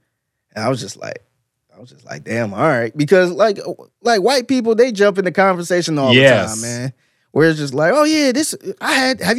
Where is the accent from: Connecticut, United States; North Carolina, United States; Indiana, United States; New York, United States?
North Carolina, United States; Oh, okay, my husband came up from Houston, yeah. We're actually from North Carolina.